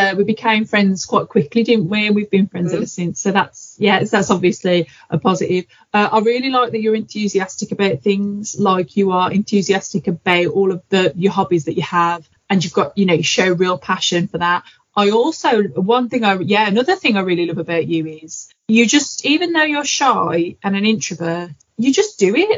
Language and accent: English; Black Country, West Midlands, United Kingdom; I'm from the Black Country, guys. Everyone thinks I'm from Birmingham, from Black Country.